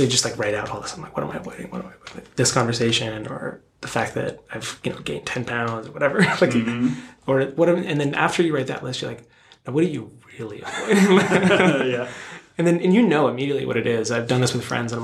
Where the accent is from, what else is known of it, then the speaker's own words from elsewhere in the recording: outside of Philadelphia, Pennsylvania, United States; now in West Coast, United States; I grew up outside of Philadelphia